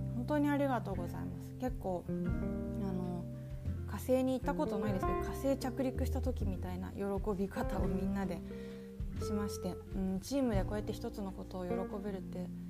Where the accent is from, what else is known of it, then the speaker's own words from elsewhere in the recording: Yokohama, Kanagawa, Japan; also born or lived in Osaka; now in Nagasaki, Japan; 私横浜市出身なので